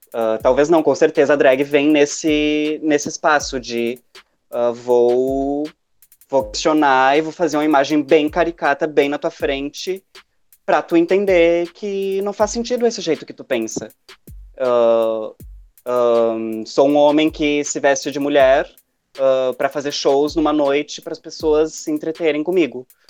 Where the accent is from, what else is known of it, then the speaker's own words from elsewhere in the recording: Porto Alegre, Rio Grande do Sul, Brazil; sou de Porto Alegre, trabalho num, num bar aqui